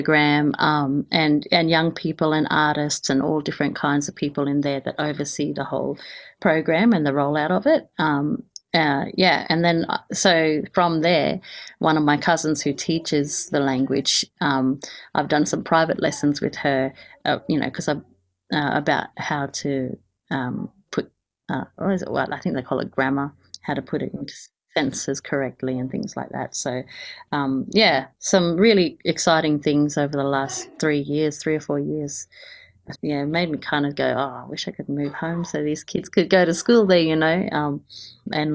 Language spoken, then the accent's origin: English; Kuku Yalanji country, Queensland, Australia; moved away; I come from the Kupi Yalanji mob, which is from about Mowbray River up to the Annan River